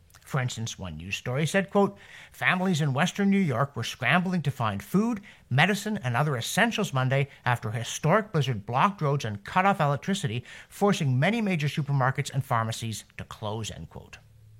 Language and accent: English; Canada; Yes, as a Canadian, I worry when the temperature outside is the same as the temperature inside.